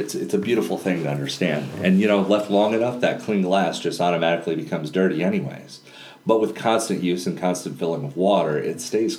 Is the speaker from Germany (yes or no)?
no; Panama; born there; when I was a child, I was born in Panama, and my mom actually served at a leper colony.